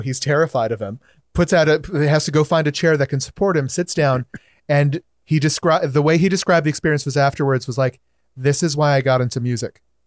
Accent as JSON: {"language": "English", "region": "Hawaii", "country": "United States", "said": "I'm native Hawaiian"}